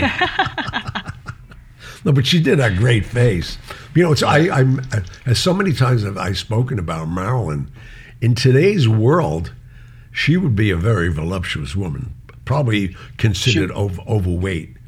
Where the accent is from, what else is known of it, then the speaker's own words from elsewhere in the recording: New York City, New York, United States; I'm a kid from Mulberry Street